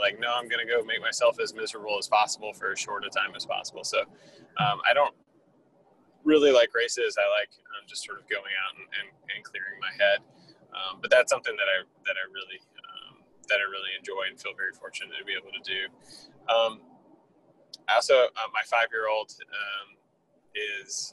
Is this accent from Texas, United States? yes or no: no; South Carolina, United States; also born or lived in Washington, D.C.; now in Clemson, United States; I am a native of the state of South Carolina